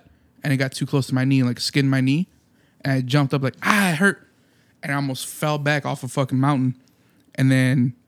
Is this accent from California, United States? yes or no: no; Munster, Indiana, United States; I was born in Munster.